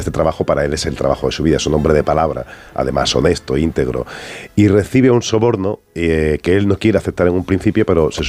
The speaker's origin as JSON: {"language": "Spanish", "region": "Andalusia", "country": "Spain", "tie": "born or raised there", "accent": "Andalusian", "said": "Yo tengo acento, aunque realmente mi carrera, como soy andaluz y me crié en Andalucía, mi carrera la he desarrollado en Madrid"}